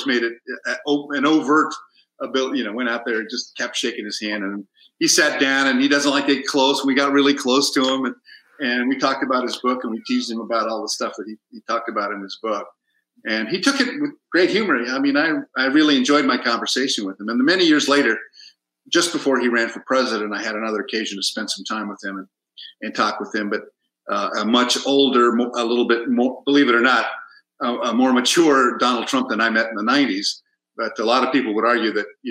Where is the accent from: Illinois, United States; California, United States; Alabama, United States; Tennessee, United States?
California, United States; San Diego; English is a second language; moved away as an adult; also born or lived in New York; now in Los Angeles, United States; Born and raised in San Diego, so diehard San Diego Chargers fan